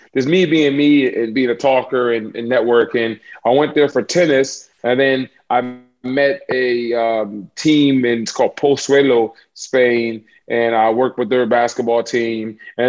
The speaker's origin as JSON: {"language": "English", "country": "United States", "said": "I'm an American strength coach."}